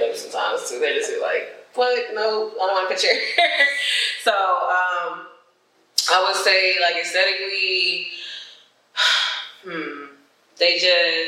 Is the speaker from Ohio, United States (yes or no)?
yes; Maple Heights, Ohio, United States; also born or lived in Cleveland, Ohio; I'm from Maple Heights